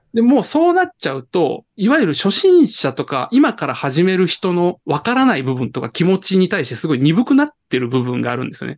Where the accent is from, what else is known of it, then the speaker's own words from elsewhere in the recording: Japan; 日本人なんで